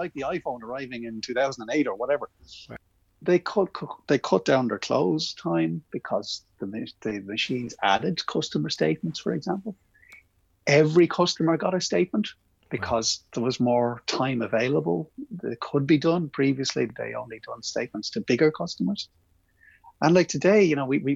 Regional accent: Ireland; as an Irish man

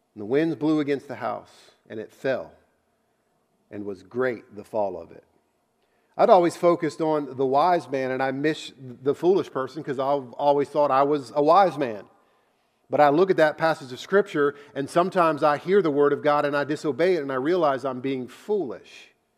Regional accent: United States; I grew up in America

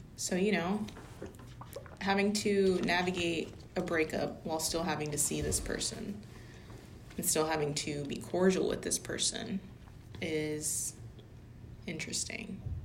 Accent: Louisiana, United States; We're from Louisiana

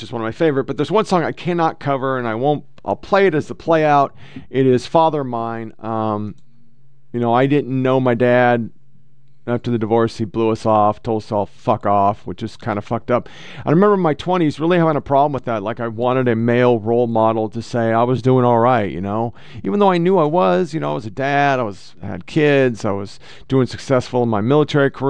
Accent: Portland, Oregon, United States; I was born and raised in Portland, Oregon.

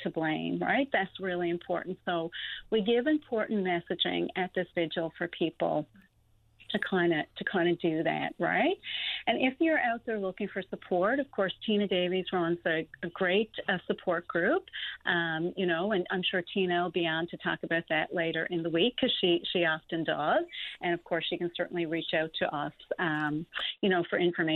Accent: Newfoundland and Labrador, Canada; Cape Royal, you know, my hometown

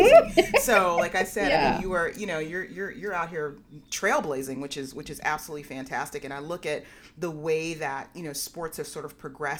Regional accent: Berkeley, California, United States; I grew up in Berkeley.

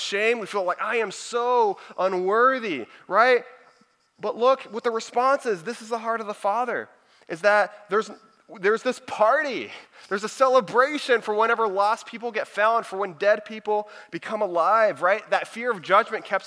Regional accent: Houston, Texas, United States; also born or lived in Dallas; I'm from the Houston area, but I was working in Dallas

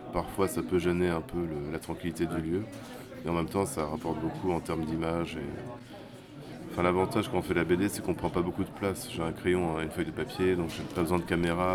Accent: France; c'est chez nous en France

